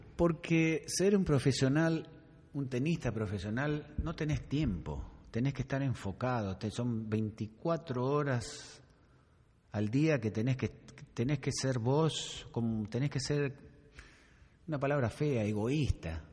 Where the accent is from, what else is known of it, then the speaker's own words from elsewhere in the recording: Argentina; soy francés, pero viví cinco años en, en tu país